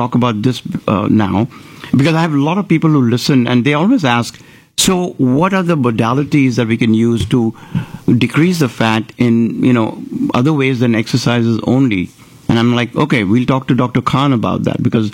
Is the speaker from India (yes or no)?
yes; Maharashtra, India; now in Houston, United States; I can tell you about Maharashtra. I was born there.